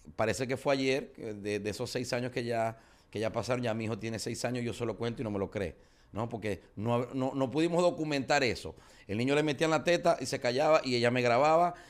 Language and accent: Spanish; Zulia, Venezuela; fui selección de mi estado